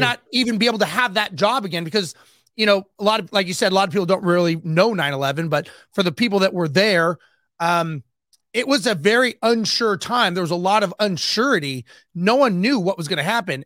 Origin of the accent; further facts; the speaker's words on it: Los Angeles, California, United States; I grew up, born and raised in Los Angeles